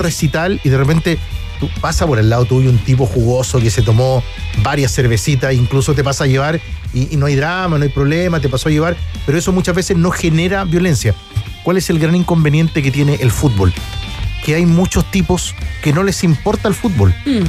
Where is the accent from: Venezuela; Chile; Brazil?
Chile; yo digo como chileno, que ya tengo mis años